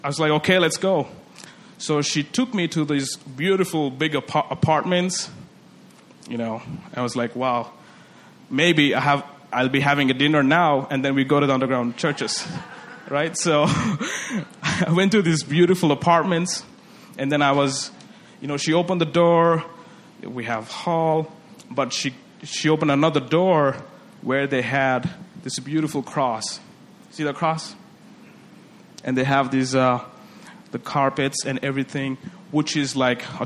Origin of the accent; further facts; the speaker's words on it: India; first language Telugu; English is a second language; moved away as an adult; also born or lived in China; I come from India.